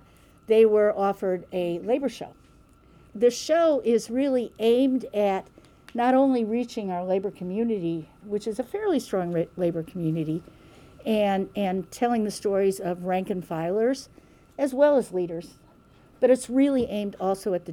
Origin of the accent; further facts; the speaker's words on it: Kansas City, Missouri, United States; I'm from Kansas City